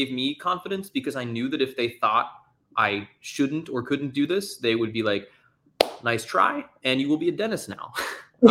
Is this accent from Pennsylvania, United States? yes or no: yes; Pittsburgh, Pennsylvania, United States; moved away as an adult; now in New York, United States; I'm from Pittsburgh originally